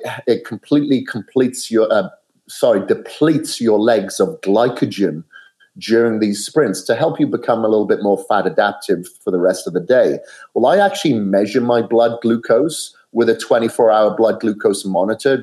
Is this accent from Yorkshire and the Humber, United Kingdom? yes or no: no; Wales, United Kingdom; now in Boise, United States; I'm from Wales originally, and I'm here in Boise, Idaho